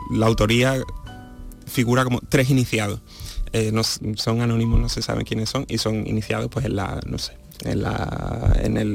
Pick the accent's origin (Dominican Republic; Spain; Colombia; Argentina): Spain; Seville, Andalusia; la, eso, la institución que, conforma ya Teatro de la Maestranza, junto con el hecho de que sea el, de mi ciudad natal, pues